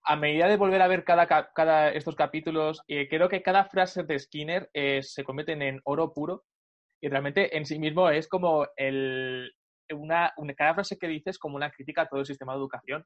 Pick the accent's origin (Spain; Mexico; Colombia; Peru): Spain; Talavera de la Reina, Castilla-La Mancha; Talavera de la Reina, de donde yo soy